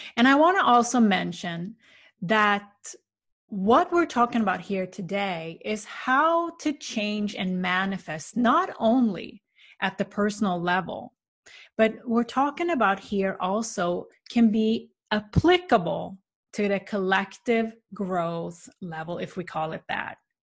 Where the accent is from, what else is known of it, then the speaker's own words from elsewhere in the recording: Sweden; moved away; visit my family in the small town where I grew up in Sweden